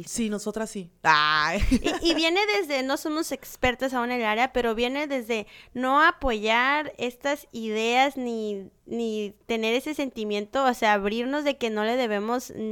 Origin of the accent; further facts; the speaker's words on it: Mexico; como mexicanos